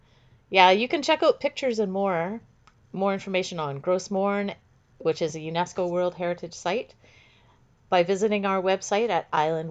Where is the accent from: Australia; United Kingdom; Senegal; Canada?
Canada; we're both Canadian